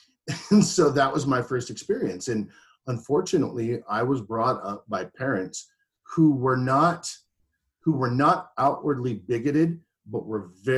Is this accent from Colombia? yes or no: yes; Colombia; Man, I am from Colombia, like literally